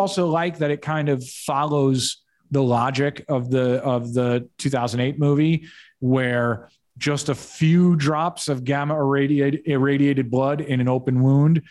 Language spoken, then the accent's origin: English; New York City, New York, United States; I'm a New Yorker. I'm broadcasting here like live from Midtown